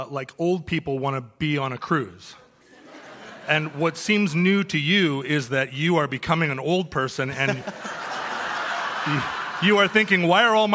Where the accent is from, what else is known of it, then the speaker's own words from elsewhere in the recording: Seattle, Washington, United States; I'm from Seattle